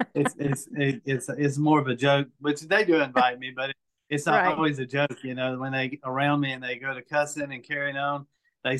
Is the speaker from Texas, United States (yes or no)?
no; Mobile, Alabama, United States; also born or lived in South Florida; I was adopted from South Florida when I was 5 days old. And, moved pretty much here to West Mobile, and I've been in Mobile County pretty much all my life